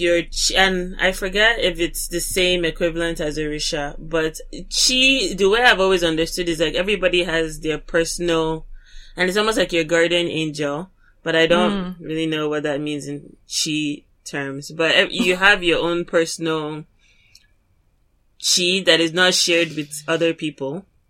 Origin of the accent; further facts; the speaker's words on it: Nigeria; that just because I'm Christian, it doesn't invalidate my identity as an Igbo woman, as an African, as a Nigerian